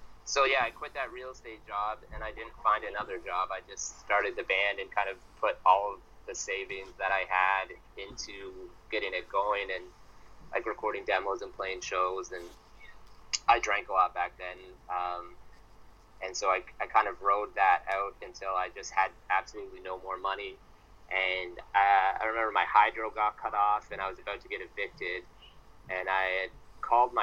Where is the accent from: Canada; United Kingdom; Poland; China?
Canada; London, Ontario; growing up in London, Ontario, that's just full of universities and bars